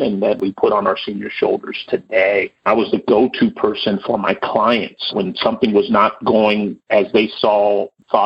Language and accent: English; Los Angeles, California, United States; also born or lived in Sacramento; accepting a relocation back to the Los Angeles area, which I ultimately took, came back to my hometown